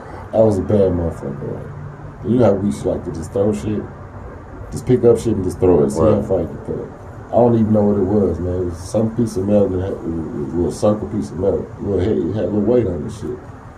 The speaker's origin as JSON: {"language": "English", "town": "Oklahoma City", "region": "Oklahoma", "country": "United States", "tie": "born or raised there", "also_born_or_lived": "Tulsa / Moore / Edmond / Wichita Falls", "said": "Because I'm a Tulsa nigga, but I grew up in Oklahoma City. In Moore, fucking, in Edmond. Wichita Falls, Texas."}